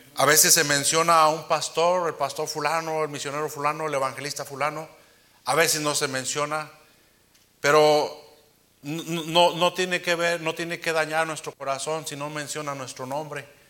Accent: Uruapan, Michoacán, Mexico; soy de Uruapan

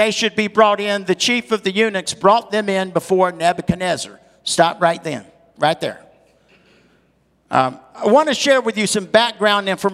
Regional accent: the South, United States; I'm from the South

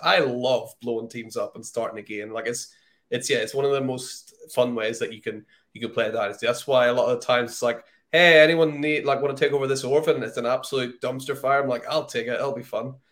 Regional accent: United Kingdom

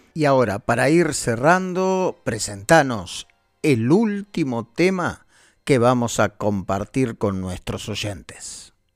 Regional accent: Buenos Aires, Argentina; moved away as an adult; now in Barcelona, Spain; yo nací en Buenos Aires y acá estoy pasando ya 23 años en esta tierra que me recibió

